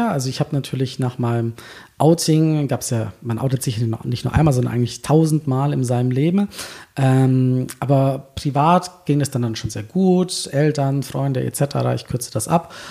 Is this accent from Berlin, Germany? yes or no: yes; Berlin, Germany; ich bin ja, ich bin ja echte Berlinerin.